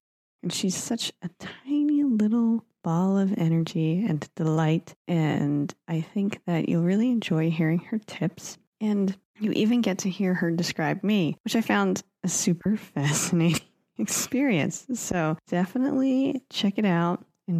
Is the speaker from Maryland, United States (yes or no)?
no; Philadelphia, Pennsylvania, United States; also born or lived in California; I'm from Philadelphia